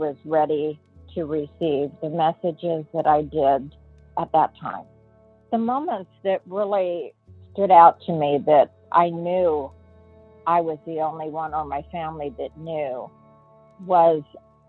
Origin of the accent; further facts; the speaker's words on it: Apple Valley, California, United States; I'm from Apple Valley, California.